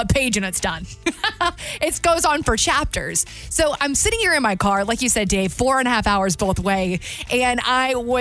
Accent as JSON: {"language": "English", "area": "the South", "region": "Southern United States", "country": "United States", "said": "being a Southerner"}